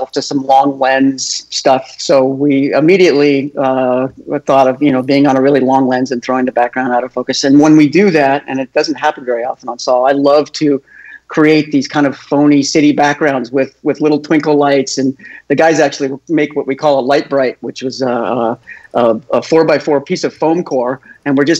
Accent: Topanga, California, United States; I grew up in Topanga Canyon, which was kind of a hippie-laden area north of Los Angeles, almost to Malibu

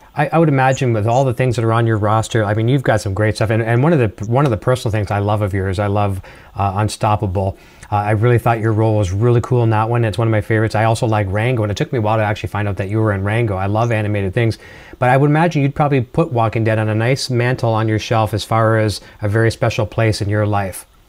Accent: Canada; accent: Canadian; my Canadian accent

